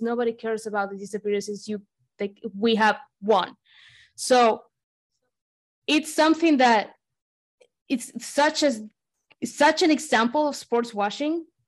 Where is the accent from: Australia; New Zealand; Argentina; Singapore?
Argentina; I'm from Argentina